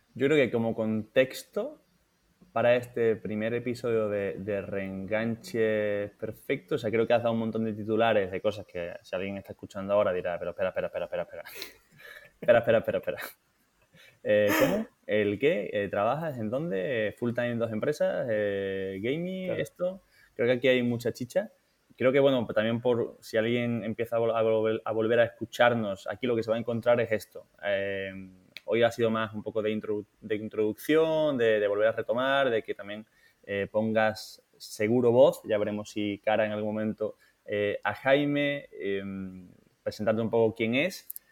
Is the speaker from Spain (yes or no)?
yes; Seville, Andalusia, Spain; moved away as an adult; also born or lived in Madrid; nosotros los dos somos de Sevilla